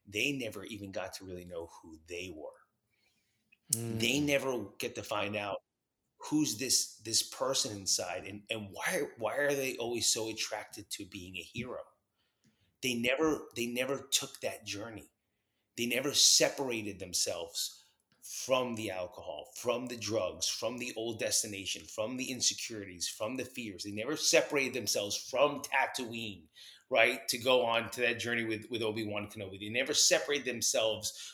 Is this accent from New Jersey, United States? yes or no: yes; New Jersey, United States; also born or lived in New York; I was growing up in New York and New Jersey